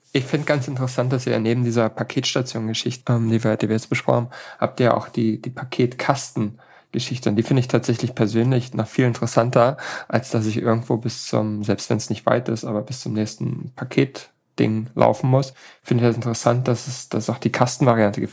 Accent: Hamburg, Germany; so als Hamburger

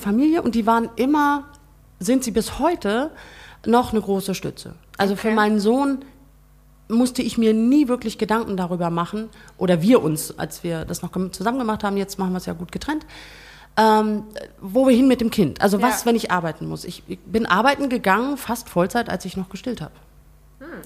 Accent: Brunsbüttel, Schleswig-Holstein, Germany; also born or lived in Flensburg; now in Hemmingstedt, Germany; ich bin in Flensburg geboren, meine mhm. Eltern sind nach Brunsbüttel gezogen

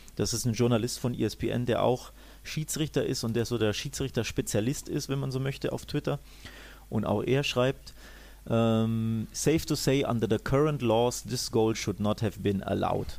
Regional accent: Germany

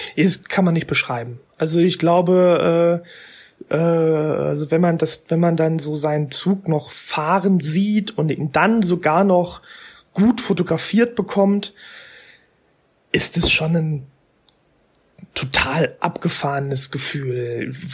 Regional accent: Ruhr area, North Rhine-Westphalia, Germany; im Ruhrgebiet, da wo ich herkomme

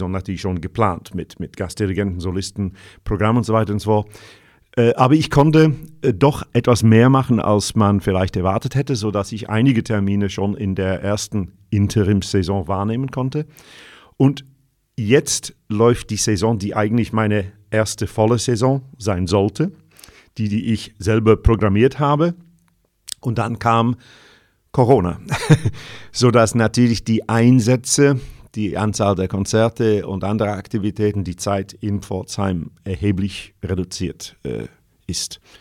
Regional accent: North West England, United Kingdom; German is a second language; moved away as an adult; Ich bin Brite, geboren 1955, äh, wuchs im Nordwesten Englands auf, habe dann zuerst Musik studiert auf der anderen Seite vom äh, nördlichen England, nämlich in Sheffield, aber auch in London. Ging dann 1977 nach Deutschland

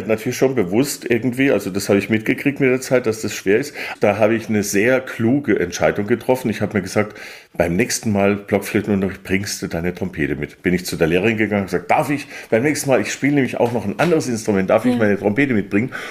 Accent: Weingarten, Baden-Württemberg, Germany; Und äh, also ich komme aus Weingarten-Baden, einem Weindorf, was direkt neben Karlsruhe liegt.

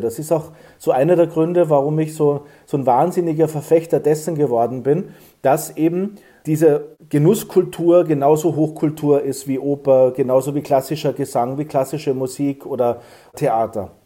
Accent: Saalbach-Hinterglemm, Salzburg, Austria; ich bin groß geworden in Zaalbach-Hinterglemm

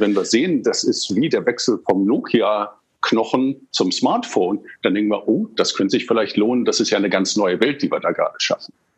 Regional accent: England, United Kingdom; now in Germany; Also ich bin in England aufgewachsen

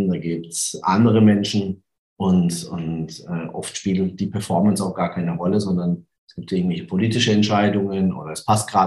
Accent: Karlsruhe, Baden-Württemberg, Germany; Ich komme aus Karlsruhe, das kann man noch sagen?

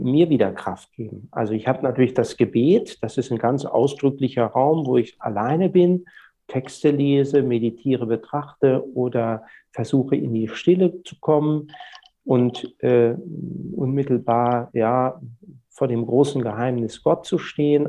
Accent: Germany; now in Lübeck, Germany; in meiner Heimat, dem Weserbergland, wo ich auch dann meine freie Zeit sehr oft verbringe, wenn ich nicht in Lübeck bin

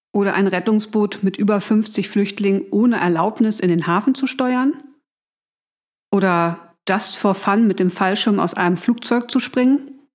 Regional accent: Hamburg, Germany; Ich bin waschechte Hamburgerin

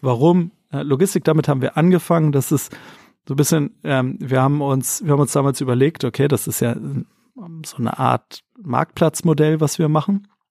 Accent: Hamburg, Germany; moved away as an adult; also born or lived in Mexico / Wolfsburg; komme gebürtig aus Hamburg, bin mittlerweile wieder hier, habe aber viele, viele, viele Jahre ähm, im Ausland gelebt, ähm, in Mexiko

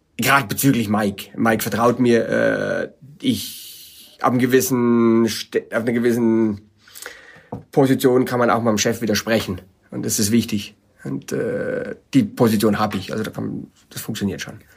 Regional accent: Germany; moved away as an adult; also born or lived in California; bin als Deutscher rübergezogen nach äh, Kalifornien

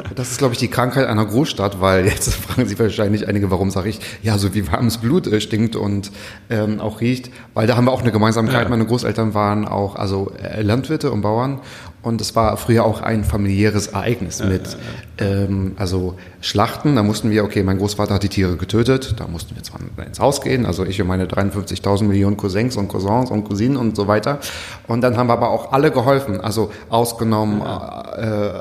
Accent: Müritz National Park, Mecklenburg-Vorpommern, Germany; Also ich komme aus dem Müritz Nationalpark

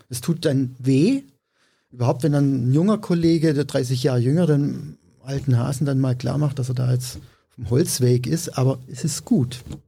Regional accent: Swabia, Germany; ich bin Schwabe

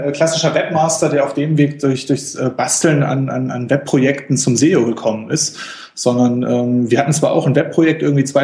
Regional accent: Ratingen, North Rhine-Westphalia, Germany; örtlich komme ich, äh, komme ich aus Rating, das ist so äh, zwischen Düsseldorf und Essen, das ist jetzt ähm, so geografisch.

